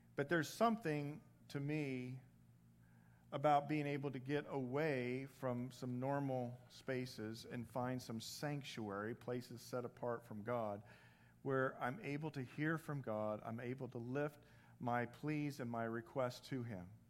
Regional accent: Indiana, United States; accent: Midwest; moved away; I'm originally from the Midwest.

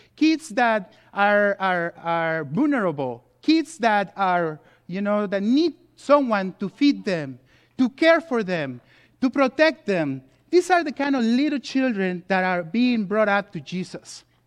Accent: Mexico City, Mexico; also born or lived in California; now in United States; I was born and race in Mexico City

